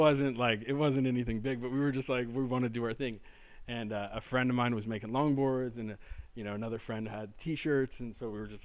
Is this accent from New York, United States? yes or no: no; Orange County, Southern California, United States; Orange County, which is where I grew up in Southern California